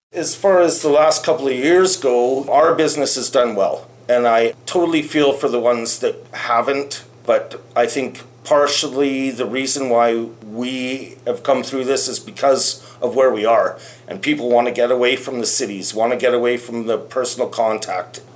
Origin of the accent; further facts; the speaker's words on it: Salmon Arm, British Columbia, Canada; moved away as an adult; also born or lived in United Kingdom / Bull River, British Columbia; I was born and raised in Salmon Arm